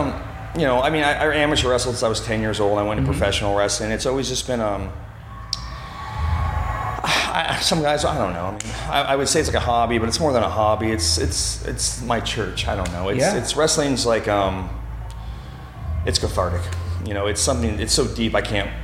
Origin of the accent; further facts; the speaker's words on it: Othello, Washington, United States; moved away as an adult; also born or lived in Auburn, Washington / Charlotte, North Carolina; now in St. Louis, United States; I was born and raised in, mostly born and raised in Othello, Washington, a small town by a town that's not much bigger called Moses Lake.